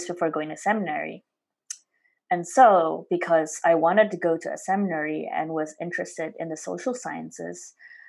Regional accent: Semarang, Central Java, Indonesia; moved away as an adult; now in United States; I'm from Semarang, a city in central Java province, Indonesia.

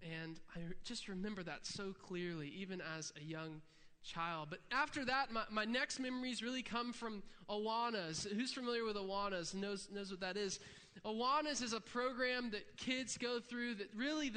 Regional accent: Interlachen, Florida, United States; I'm from Interlaken, Florida

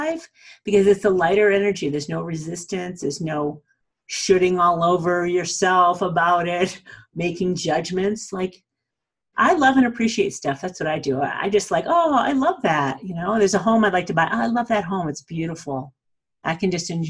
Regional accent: New England, United States; accent: New England; also born or lived in Colorado; now in Aspen, United States

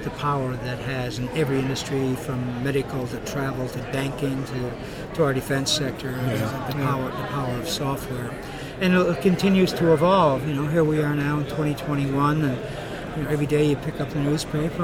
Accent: Fermeuse, Newfoundland and Labrador, Canada; moved away as an adult; now in Halifax, Canada; I'm from Newfoundland. I'm originally from the Southern Shore, a small fishing village called Fermuse

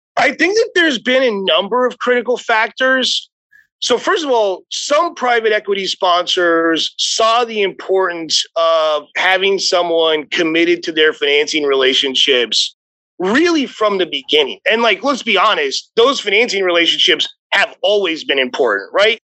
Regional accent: Arizona, United States; moved away as an adult; also born or lived in New York; I grew up in Arizona, went to undergrad at University of Arizona

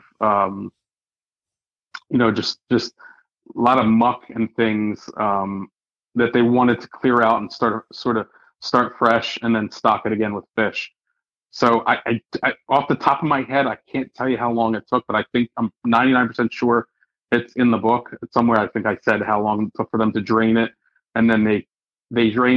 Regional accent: Philadelphia, Pennsylvania, United States; I was born and raised in Philadelphia, you know, the birthplace of America

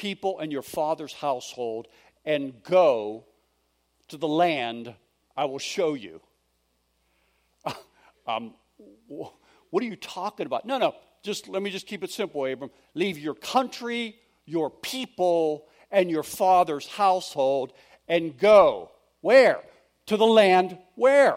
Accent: Pittsburgh, Pennsylvania, United States; moved away as an adult; also born or lived in Philadelphia, Pennsylvania; I was born and raised in Pittsburgh, Pennsylvania, lived in Philadelphia for about 27 years

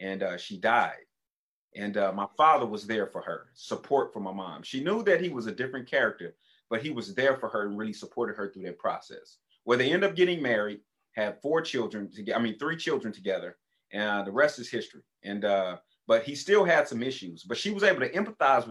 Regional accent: Tulsa, Oklahoma, United States; when we moved from Oklahoma City to Tulsa, I ended up going to 6 different elementary schools

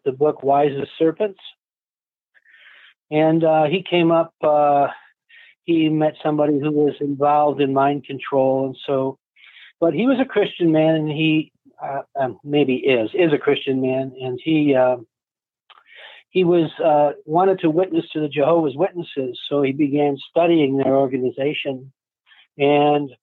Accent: Rochester, New York, United States; now in Ohio, United States; I grew up in Rochester, New York

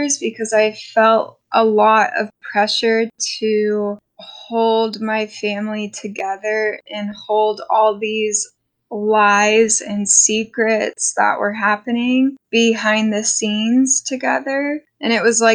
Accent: Bedford, Canada; I grew up in Canada, in Bedford

